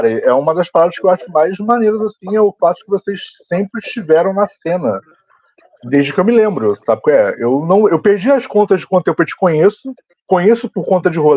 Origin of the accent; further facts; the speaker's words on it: Nova Iguaçu, Rio de Janeiro, Brazil; eu vim de Nova Iguaçu